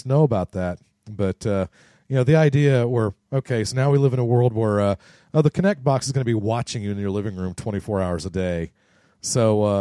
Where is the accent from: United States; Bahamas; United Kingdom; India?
United States; Norman, Oklahoma; my hometown